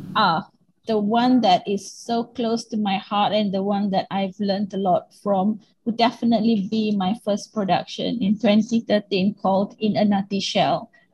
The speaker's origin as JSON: {"language": "English", "region": "Penang", "country": "Malaysia", "tie": "born or raised there", "also_born_or_lived": "Kuala Lumpur", "moved": "as an adult", "said": "I've come back from Kuala Lumpur back to Penang, my hometown, in 2017."}